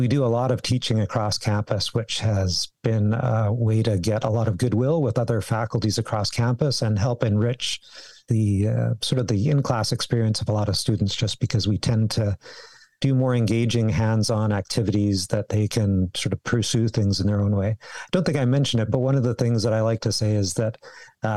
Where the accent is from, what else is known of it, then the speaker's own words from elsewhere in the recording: Victoria, British Columbia, Canada; moved away as an adult; also born or lived in Calgary; I grew up. Here in Victoria. I was born in Victoria